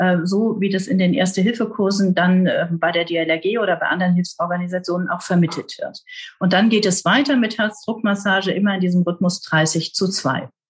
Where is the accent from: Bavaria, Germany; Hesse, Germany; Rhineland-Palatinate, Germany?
Rhineland-Palatinate, Germany; Trier; now in South Westphalia, Germany; Ich bin gebürtig in Trier, also in der ältesten Stadt Deutschlands